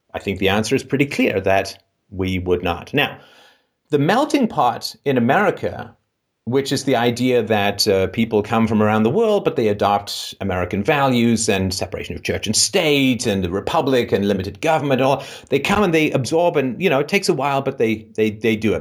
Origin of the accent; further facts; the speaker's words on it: England, United Kingdom; I grew up in England